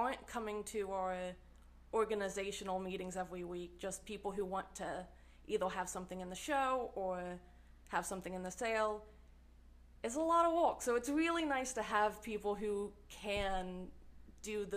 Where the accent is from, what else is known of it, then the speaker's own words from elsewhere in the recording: Cincinnati area, Northern Kentucky, United States; also born or lived in Morehead, Kentucky; I was born in Northern Kentucky, so in the Cincinnati area